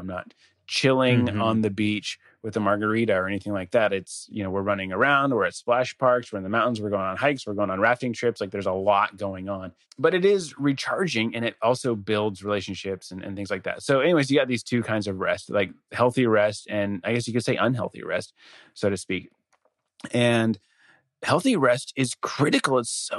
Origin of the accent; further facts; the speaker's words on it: Denver, Colorado, United States; moved away; I'm from Denver originally.